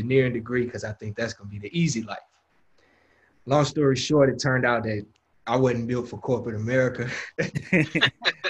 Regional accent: Houston, Texas, United States; So I'm from Houston, Texas, born and raised. And I grew up in South Park, which is one of the hoods of Houston

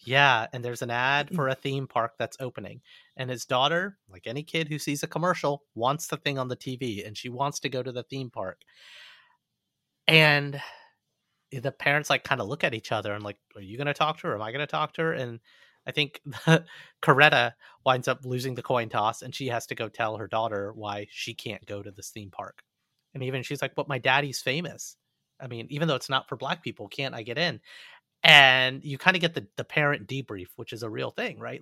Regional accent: Montgomery, Alabama, United States; moved away as an adult; I actually grew up in Montgomery, Alabama.

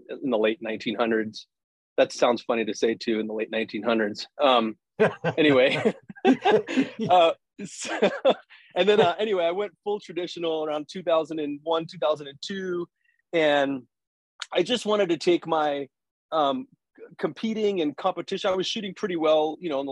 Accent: New York City, New York, United States; moved away as an adult; now in Colorado, United States; I'm from Staten Island, New York. It's where I was born and raised

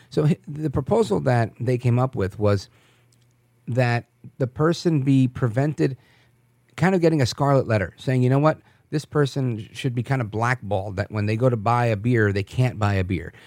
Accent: New York, United States; moved away; I was born in New York

